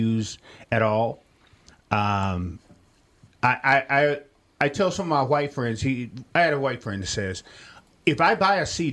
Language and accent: English; Millington, Tennessee, United States; I'm from Millington, Tennessee, or Shelby County, Tennessee